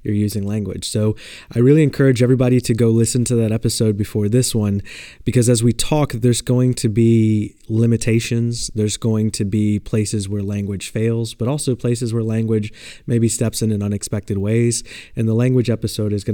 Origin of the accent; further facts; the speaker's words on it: the South, United States; I grew up in the South